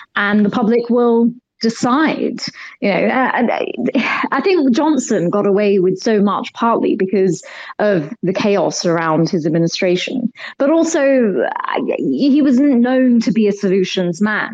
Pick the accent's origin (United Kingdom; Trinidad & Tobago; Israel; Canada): United Kingdom; I'm Indian. My parents are from Kenya, India. I was born and brought up here